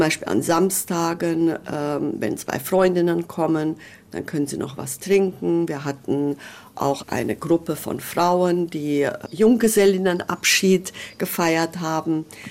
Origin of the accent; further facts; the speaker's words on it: Hungary; now in Germany; ich bin äh, Ungarin